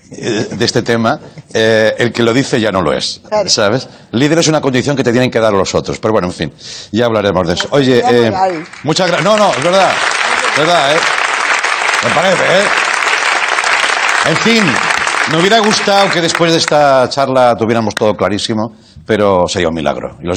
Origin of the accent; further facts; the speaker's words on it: Albacete, Castilla-La Mancha, Spain; Soy de Albacete, tío, sí.